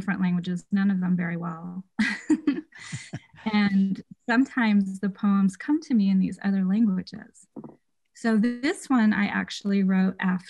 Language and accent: English; San Diego, California, United States; also born or lived in San Luis Obispo, California; I was born in San Luis Obispo, but I did grow up here in San Diego, California